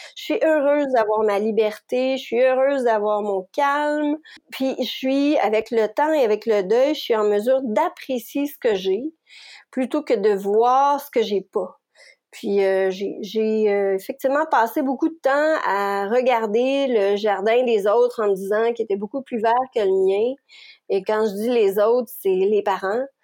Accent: Quebec, Canada; je suis québécoise. J'habite la région de Montréal

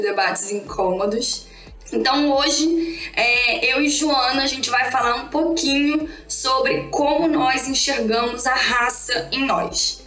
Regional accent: Rio de Janeiro, Brazil; Eu sou aqui do Rio de Janeiro

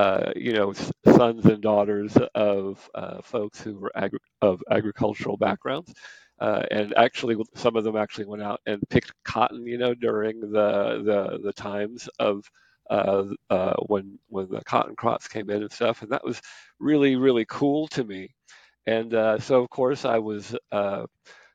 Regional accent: Temple, Texas, United States; also born or lived in Academy, Texas; I'm from Temple, and I went to elementary school in Temple

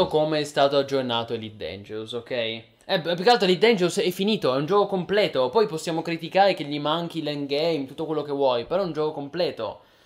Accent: Piedmont, Italy; io sono piemontese

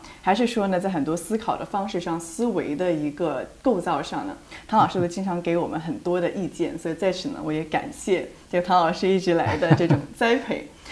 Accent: China; now in United States; 我呢是在嗯。中国大陆出生长大，那么后来呢是来到美国这边上学的

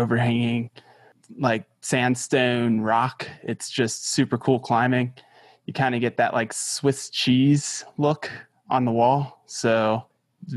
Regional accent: Cincinnati, Ohio, United States; also born or lived in Florida; I grew up in Cincinnati, Ohio

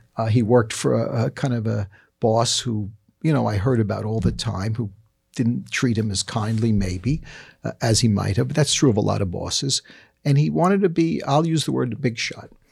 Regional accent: New York City, New York, United States; I grew up in the Bronx

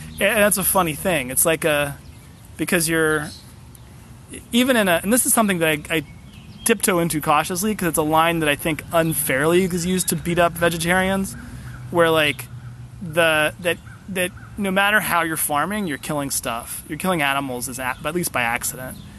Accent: Central Ohio, United States; I grew up in Central Ohio, where like you get outside of Columbus and it's like nothing but corn and soy fields

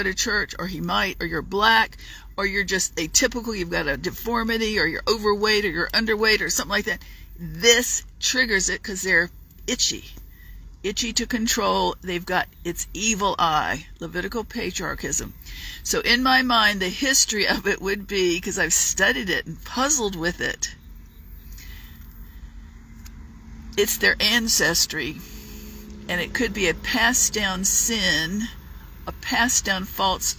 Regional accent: Virginia Beach, Virginia, United States; moved away as an adult; also born or lived in Dallas-Fort Worth area, Texas / Charlotte region; now in Charlotte, United States; I was from Virginia Beach

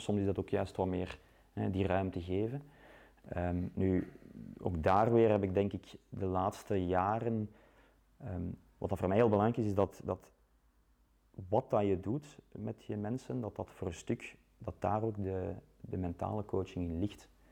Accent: Leuven, Flanders, Belgium; moved away as an adult; now in Ghent, Belgium; ik ben ook van, van Leuven, ik ben daar opgegroeid

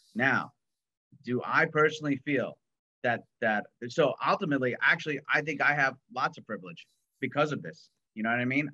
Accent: New York, United States; I'm uh, an American New Yorker

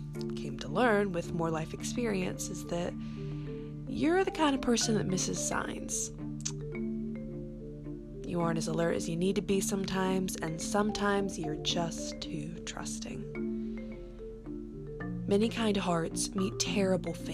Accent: North Carolina, United States; my home state of North Carolina

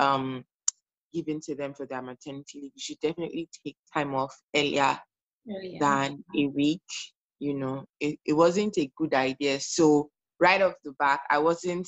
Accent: Nigeria; moved away as an adult; now in Canada; I am a Nigerian immigrant currently living in Canada

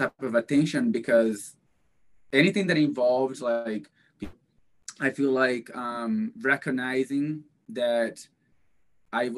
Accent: Brazil; moved away; Growing up in Brazil

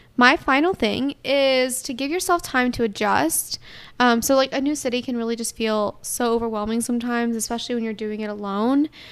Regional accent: Atlanta, Georgia, United States; I'm from Atlanta

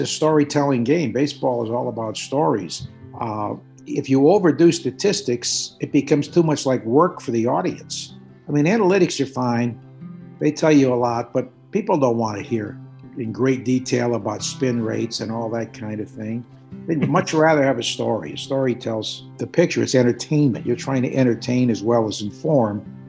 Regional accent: New Haven, Connecticut, United States; moved away as an adult; also born or lived in Youngstown, Ohio; as a kid growing up in New Haven, Connecticut

